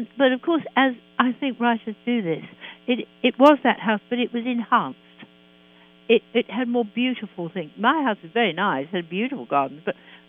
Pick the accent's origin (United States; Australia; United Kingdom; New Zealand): United Kingdom; London; I am a Londoner, and I love London.